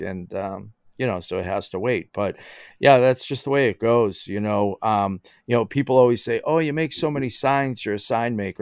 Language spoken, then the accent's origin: English; Somerville, Massachusetts, United States; I grew up in Somerville